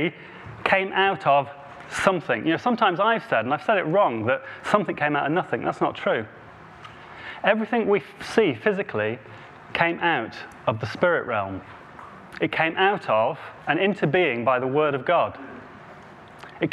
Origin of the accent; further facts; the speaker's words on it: Devon, South West England, United Kingdom; accent: Devon; my Devon accent